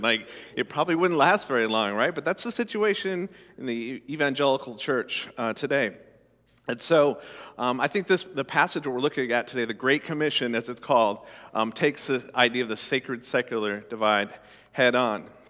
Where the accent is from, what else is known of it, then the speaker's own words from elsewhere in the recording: Colorado, United States; I grew up in Colorado, uh, you know, landlocked state